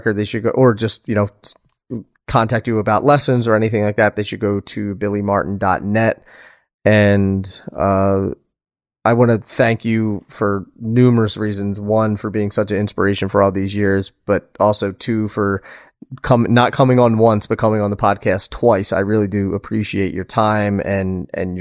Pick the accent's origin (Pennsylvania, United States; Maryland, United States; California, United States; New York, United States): Pennsylvania, United States; I'm from Pennsylvania.